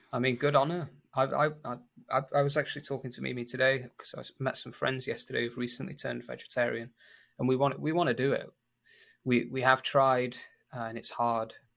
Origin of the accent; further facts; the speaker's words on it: Sheffield, Yorkshire and the Humber, United Kingdom; accent: northern; moved away as an adult; now in Lima, Peru; So, I'm from England, but I'm from a, from the north of England, from Sheffield. So, it's a really northern accent.